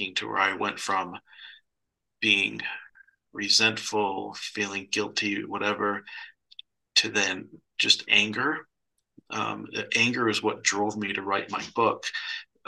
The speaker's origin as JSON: {"language": "English", "region": "Michigan", "country": "United States", "tie": "born or raised there", "said": "I grew up in Michigan."}